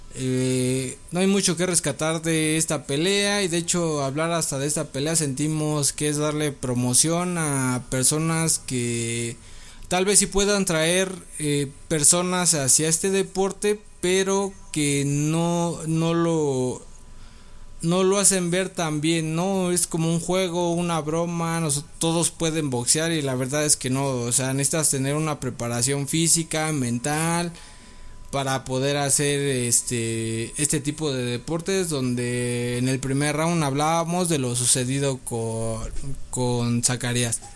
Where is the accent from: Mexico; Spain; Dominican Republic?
Mexico; como mexicano podría decir